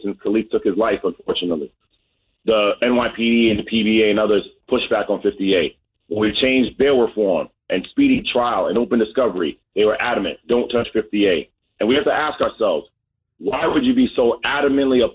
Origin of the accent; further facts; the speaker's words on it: New York City, New York, United States; I grew up on Preston and Burnside till sixth grade